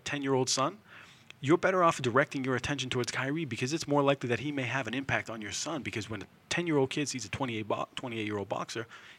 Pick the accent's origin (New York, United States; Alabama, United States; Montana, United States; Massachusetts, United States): Massachusetts, United States; Lynn; I got a lot of friends who I grew up in Lynn with.